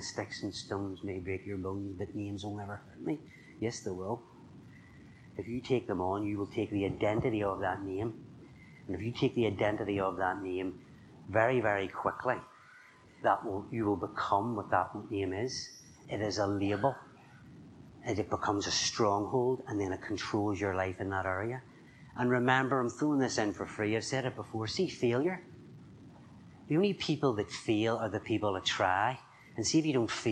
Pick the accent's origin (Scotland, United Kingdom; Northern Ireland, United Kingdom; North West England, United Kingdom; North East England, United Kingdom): Northern Ireland, United Kingdom; I'm from Northern Ireland.